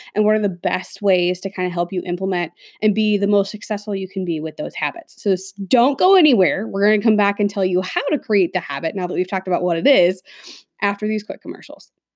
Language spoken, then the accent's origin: English; Midwest, United States; growing up in the Midwest